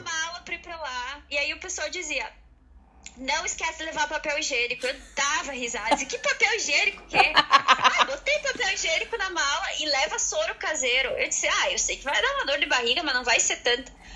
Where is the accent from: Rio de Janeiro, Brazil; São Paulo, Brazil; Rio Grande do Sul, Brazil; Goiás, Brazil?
Rio Grande do Sul, Brazil; Erechim; moved away as an adult; also born or lived in Dongguan, China; now in Cork, Ireland; Erechim, que eu vim lá do, do Brasil